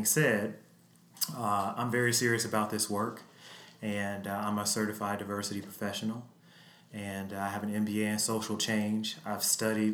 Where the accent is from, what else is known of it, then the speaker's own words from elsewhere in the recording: Chicago, Illinois, United States; I was born and raised on Chicago's South Side.